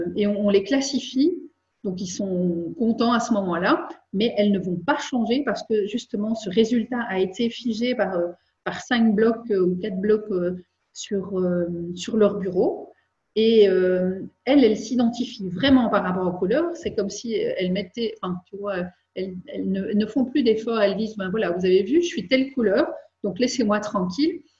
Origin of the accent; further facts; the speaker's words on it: Belgium; je suis belge